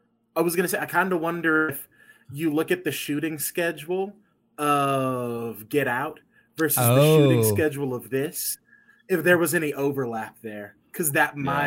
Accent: England, United Kingdom; moved away; I grew up in England

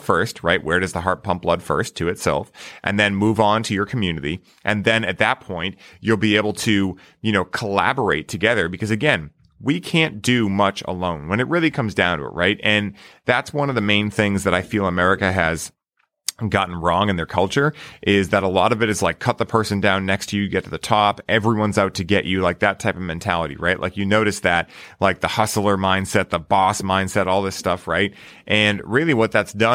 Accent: United States; growing up in the States

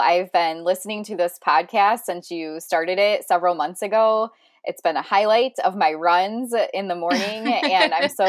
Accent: Ohio, United States; also born or lived in Cleveland, Ohio; now in Florida, United States; I'm originally from Ohio. I'm sure your listeners will wonder where my accent is from. However, I currently live in Florida

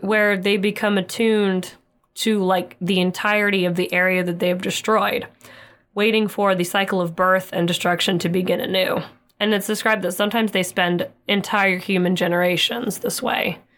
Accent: Oklahoma, United States; we're from Oklahoma and we get a lot of tornadoes

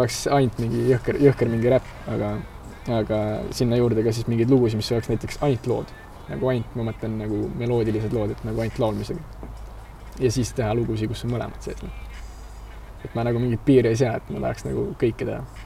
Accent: Aruküla, Harju County, Estonia; also born or lived in Pirita, Tallinn; ma üles kasvasin Arukülas

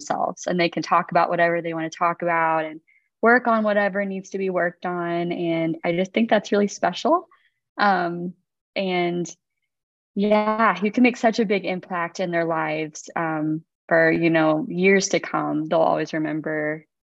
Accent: Kansas City, Missouri, United States; I go to, it's now Brother Justin Gleason's church, but it was Brother Stan Gleason's church. I was born and raised there my whole life

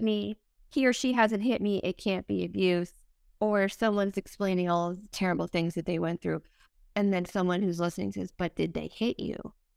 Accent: East Coast, Atlantic Canada, Canada; I'm from the East Coast

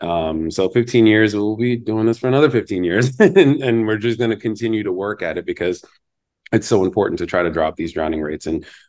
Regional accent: United States; I was growing up in the Jersey, New York area, and an only child.

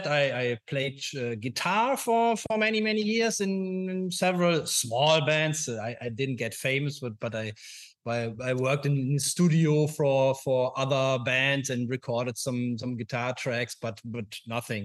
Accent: a small town near Düsseldorf, North Rhine-Westphalia, Germany; now in Düsseldorf, Germany; I'm from a small town near Düsseldorf. So I always grew up in this small town

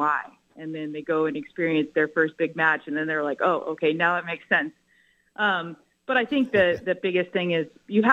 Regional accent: South Florida, United States; moved away as an adult; also born or lived in Fort Lauderdale, Florida; now in Norman, United States; I grew up in South Florida

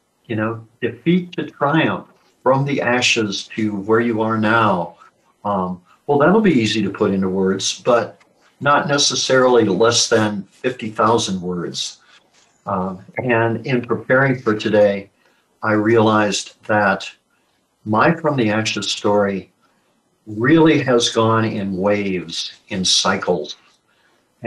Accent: Midwestern United States, United States; I was born and raised in the Midwestern United States

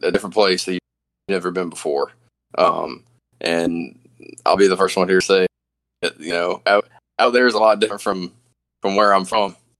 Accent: the South, United States; growing up in the South

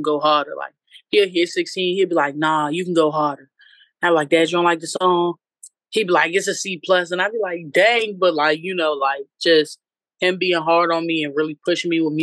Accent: Alexandria, Virginia, United States; I'm from Northern Virginia. I started in Alexandria. That's where my peoples is from and everything like that. And, you know, just growing up in VA for real

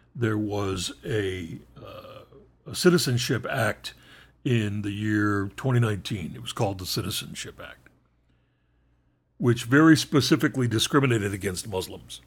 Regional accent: Northeast of the United States, United States; I was raised in the Northeast of the Uni, of the United States

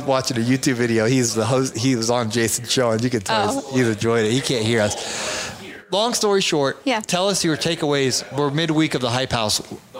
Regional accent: Ohio, United States; We're from Ohio. It's gray up there. It's cold.

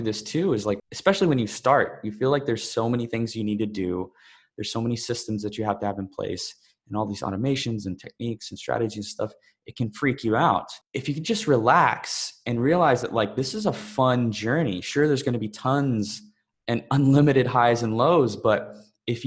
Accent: Texas, United States; moved away; also born or lived in Bali; I'm originally from Texas in the US, but honestly, I feel like Bali is home

